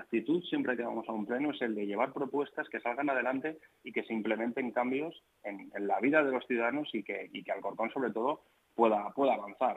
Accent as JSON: {"language": "Spanish", "town": "Alcorcón", "region": "Community of Madrid", "country": "Spain", "tie": "born or raised there", "said": "yo no he nacido en Alcorcón, yo nací en Madrid, pero he vivido toda mi vida en Alcorcón, he ido al colegio en Alcorcón, he pasado mi adolescencia en Alcorcón"}